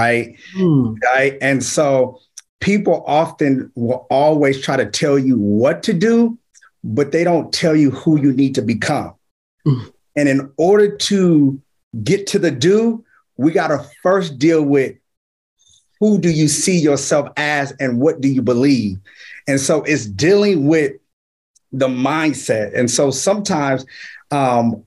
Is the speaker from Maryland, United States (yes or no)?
no; Richmond, California, United States; now in Vallejo, United States; I'm from Richmond, California, born and raised, and I reside in Vallejo, California